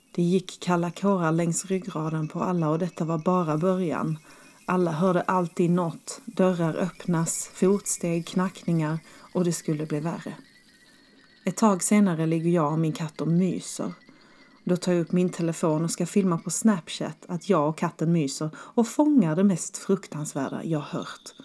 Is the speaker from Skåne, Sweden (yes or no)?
yes; Skåne, Sweden; moved away; hemma i Skåne